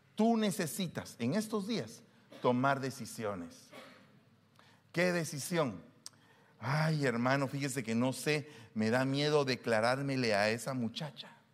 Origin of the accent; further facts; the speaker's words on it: Guatemala; había vivido en esos dos años como que era gringo siendo guatemalteco